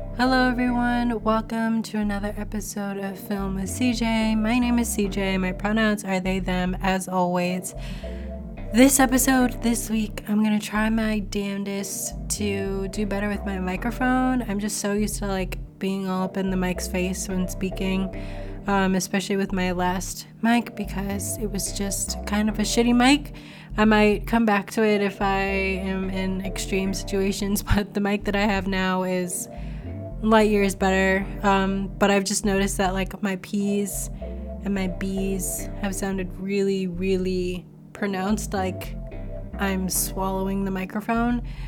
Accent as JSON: {"language": "English", "country": "United States", "tie": "born or raised there", "said": "I grew up in the United States"}